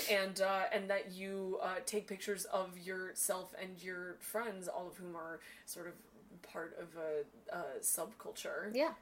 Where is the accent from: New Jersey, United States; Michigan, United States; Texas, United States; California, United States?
California, United States; Northern; I'm also from Northern California.